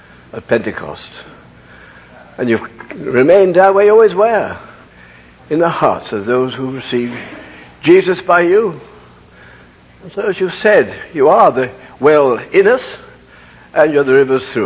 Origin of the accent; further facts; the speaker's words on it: United Kingdom; I can't help being British.